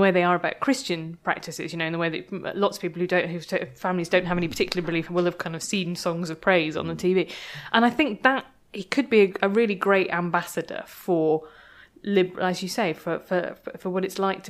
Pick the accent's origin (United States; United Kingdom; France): United Kingdom; which I felt really uncomfortable about being very British